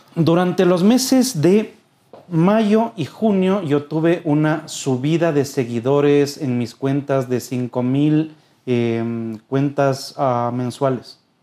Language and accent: Spanish; Quito, Pichincha, Ecuador; somos quiteños